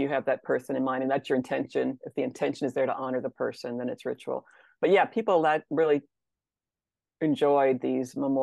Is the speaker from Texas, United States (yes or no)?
yes; Texas, United States; I grew up in Texas